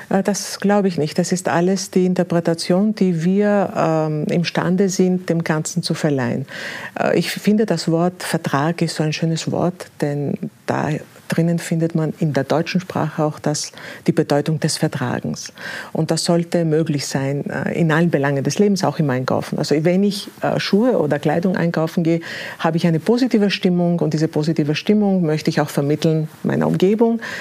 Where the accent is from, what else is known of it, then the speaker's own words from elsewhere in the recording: Greece; moved away; also born or lived in Austria / Berlin, Germany; ich bin gebürtige Griechin